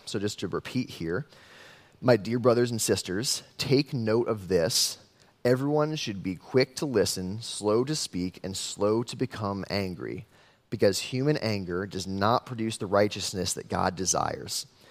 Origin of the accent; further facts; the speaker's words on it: West Des Moines, Iowa, United States; I grew up in West Des Moines, city boy through and through